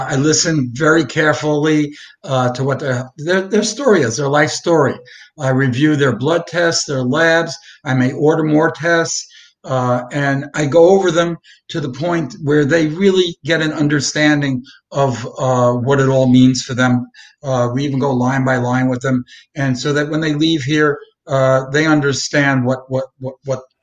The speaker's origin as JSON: {"language": "English", "town": "New York City", "region": "New York", "country": "United States", "tie": "born or raised there", "said": "I grew up in the Brooklyn, Manhattan"}